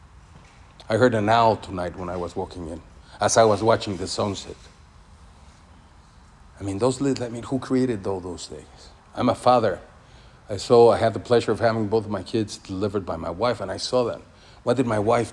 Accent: Mexico; moved away; I come from Mexico. The faith in Mexico is crazy.

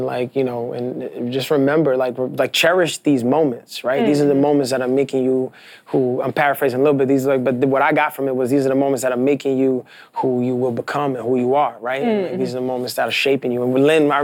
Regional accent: New York City, New York, United States; I'm not from Washington Heights, but I'm from Brooklyn, and I grew up in a neighborhood a lot like Washington

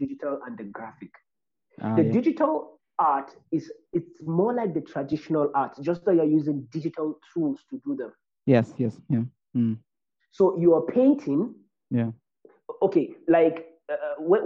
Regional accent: Nigeria; as a Nigerian

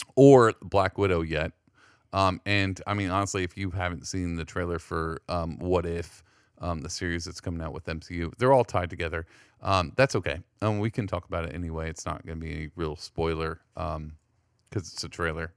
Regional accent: Texas, United States; I'm from Texas

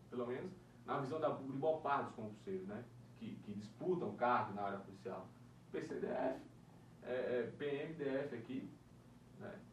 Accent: Northeast Region, Brazil; now in Brasília, Brazil; E eu e você, cara, a gente veio lá, lá do Nordeste, né?

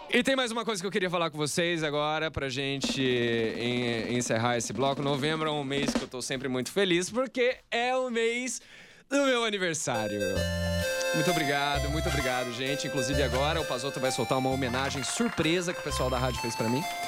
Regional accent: Campo Grande, Mato Grosso do Sul, Brazil; moved away as an adult; now in São Paulo, Brazil; eu sou do Mato Grosso do Sul

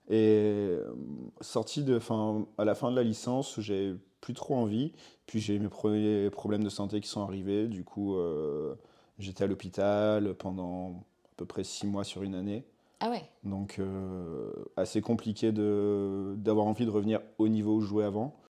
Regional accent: Roquebrune-sur-Argens, Provence-Alpes-Côte d'Azur, France; moved away as an adult; also born or lived in Boulogne-sur-Mer, Pas-de-Calais; Et j'ai grandi dans le sud après, dans le Var, à côté de Saint-Raphaël, un petit village de Roquebrune-sur-Argence, la plus grande commune de France.

